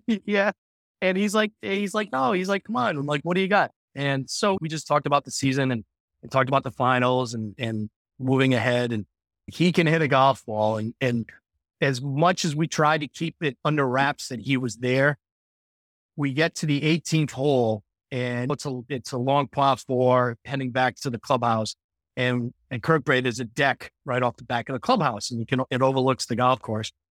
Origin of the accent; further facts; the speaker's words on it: Cranston, Rhode Island, United States; I grew up in Cranston and I played Cranston Country Club a ton when I was a kid